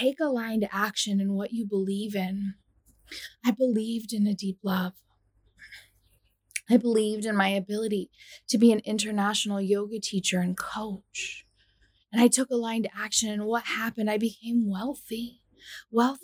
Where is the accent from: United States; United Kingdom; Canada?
United States; I'm from the United States